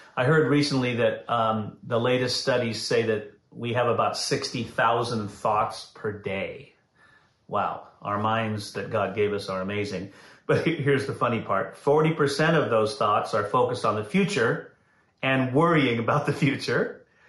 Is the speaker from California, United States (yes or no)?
yes; Santa Clara, California, United States; I grew up in Santa Clara